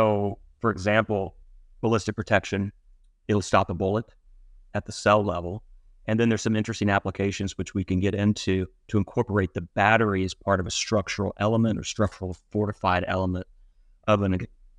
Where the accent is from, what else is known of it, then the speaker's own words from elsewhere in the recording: Mississippi, United States; also born or lived in Cincinnati / Washington, D.C.; now in Fairfax, United States; No, I'm originally from Mississippi.